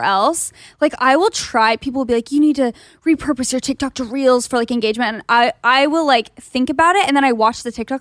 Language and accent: English; Gilbert, Arizona, United States; moved away; I'm from Gilbert, Arizona, which is similar vibes-ish